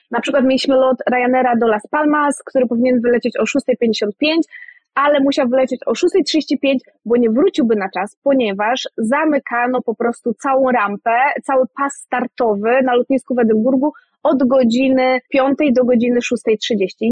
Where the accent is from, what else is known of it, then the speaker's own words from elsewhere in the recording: Kwidzyn, Pomeranian Voivodeship, Poland; moved away as an adult; now in Edinburgh, United Kingdom; ja jestem z Kwidzyna, więc blisko do morza, blisko na Mazury